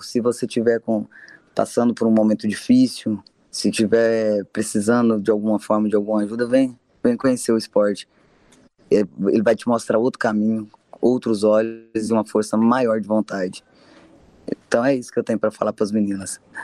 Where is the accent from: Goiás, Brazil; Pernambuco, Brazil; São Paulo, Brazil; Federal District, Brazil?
Goiás, Brazil; Goianésia; now in Anápolis, Brazil; eu nasci em Goianésia, mas eu sou residente em Anápolis, represento Anápolis, Goiás. Eu tô aqui há bastante tempo